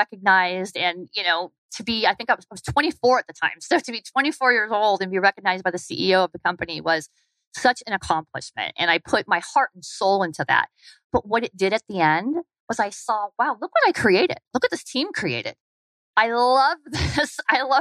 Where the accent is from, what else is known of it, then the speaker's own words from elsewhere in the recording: Arizona, United States; moved away as an adult; also born or lived in Atlanta, Georgia; I wanted to come back to Arizona. So I took a virtual position and they said, you can live anywhere. So I came back to my home state